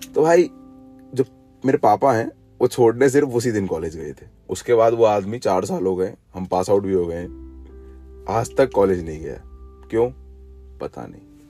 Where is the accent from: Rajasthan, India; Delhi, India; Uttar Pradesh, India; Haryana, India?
Rajasthan, India; Jaipur; मैं यहाँ जयपुर से हूँ